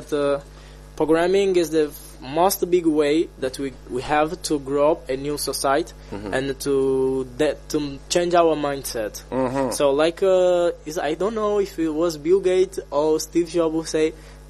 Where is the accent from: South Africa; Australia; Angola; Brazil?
Angola; from Angola